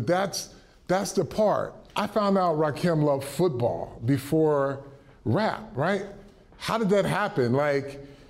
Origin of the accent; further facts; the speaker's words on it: Flint, Michigan, United States; moved away as an adult; now in New York, United States; I'm a kid from Flint, Michigan.